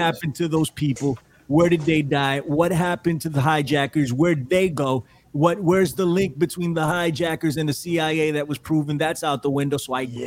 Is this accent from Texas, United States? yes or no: no; New York City, New York, United States; We're from the Bronx